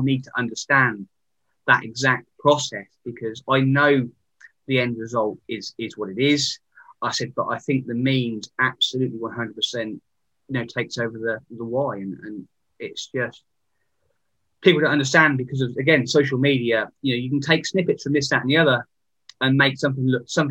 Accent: Sandringham, East of England, United Kingdom; I come from Sandringham. That's my background. So Royal Estate, my dad was a keeper. And I learned, you know, how the land management works

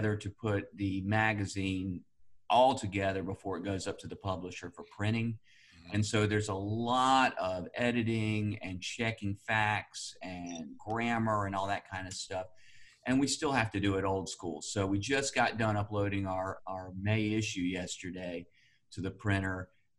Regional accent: Burlington, North Carolina, United States; born there; also born or lived in Winston-Salem / New York City / Fort Lauderdale; So we moved around quite a bit. First around the state. I was born in Burlington, but we moved over to Winston-Salem.

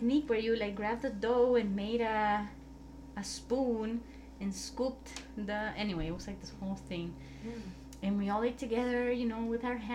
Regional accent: El Salvador; moved away; I was like from El Salvador.

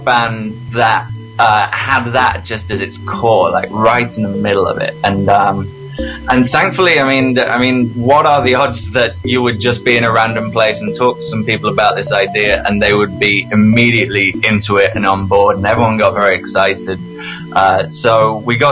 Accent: Leicestershire, East Midlands, United Kingdom; moved away as an adult; now in Toronto, Canada; I grew up in Leicestershire in England

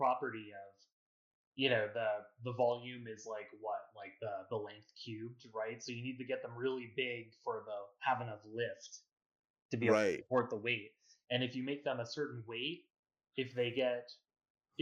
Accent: Los Angeles, California, United States; moved away as an adult; also born or lived in Boston / San Francisco / New York; now in Las Vegas, United States; I grew up in Los Angeles. I moved to Boston for

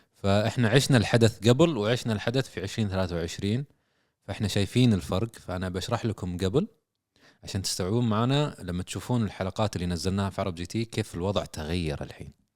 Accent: Saudi Arabia; عندنا في السعوديه

